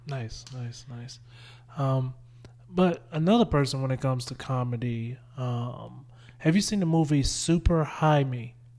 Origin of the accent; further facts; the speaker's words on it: Winnsboro, South Carolina, United States; I grew up in a little town, but, like, I realized how close I am, I was to Columbia. Like, I was four, I was forty minutes from Columbia